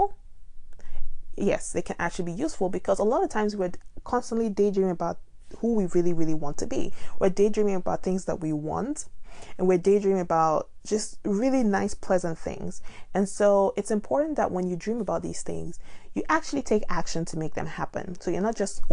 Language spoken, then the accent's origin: English; Nigeria; now in United States; I'm from Nigeria and I find myself living in America